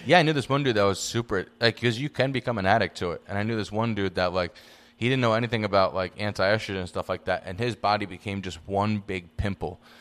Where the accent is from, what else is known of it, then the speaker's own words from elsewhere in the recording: New York City, New York, United States; now in Los Angeles, United States; I'm from the Bronx